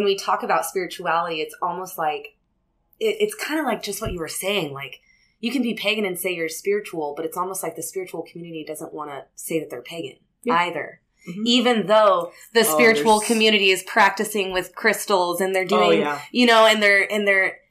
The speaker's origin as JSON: {"language": "English", "region": "California", "country": "United States", "said": "We're from California, but the thing is that we lived in the most closed-minded, conservative county in all of California"}